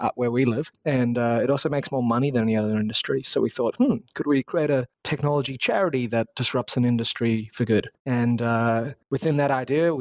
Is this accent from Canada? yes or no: no; Australia; accent: Australian; you can probably tell from my accent for your audience, I'm from Australia.